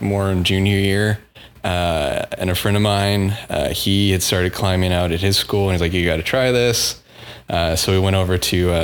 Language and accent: English; Houston, Texas, United States; I'm from Houston. I grew up in the Cypress area